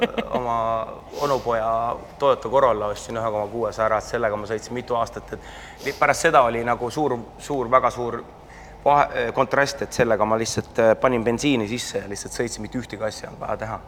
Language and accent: Estonian; Estonia; mina olen ainuke eestlane